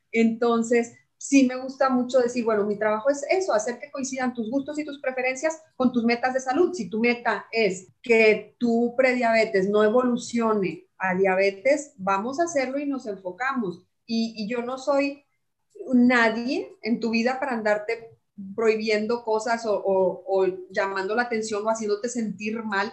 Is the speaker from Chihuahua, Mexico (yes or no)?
yes; Chihuahua, Mexico; de mi tierra, de Chihuahua